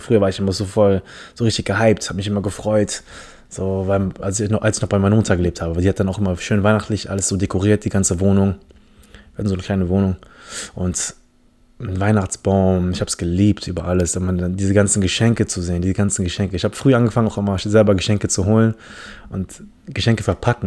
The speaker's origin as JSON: {"language": "German", "country": "Philippines", "first_language": "English", "second_language": "German", "moved": "yes", "lives_now": "Germany", "said": "Ich komme aus den Philippinen"}